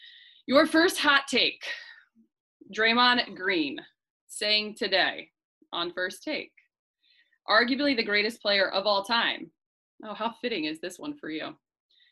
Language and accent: English; Denver, Ohio, United States; moved away; my hometown, Denver, Ohio